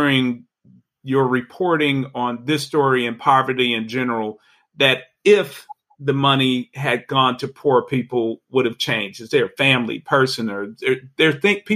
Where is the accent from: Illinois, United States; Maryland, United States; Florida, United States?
Illinois, United States; Chicago; now in Georgia, United States; I'm originally a Chicagoan